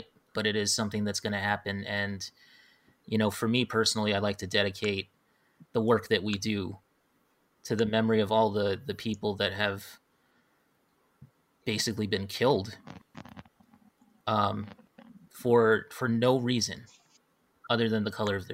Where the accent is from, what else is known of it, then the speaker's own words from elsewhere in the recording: Hawaii, United States; now in mainland United States; growing up in Hawaii and stuff, you grow up there and it's like everybody is mixed